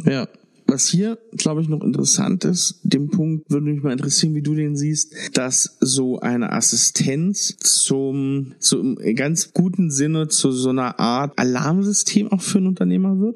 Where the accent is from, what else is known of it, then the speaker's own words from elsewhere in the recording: Germany; Bin ja auch aus dem Harz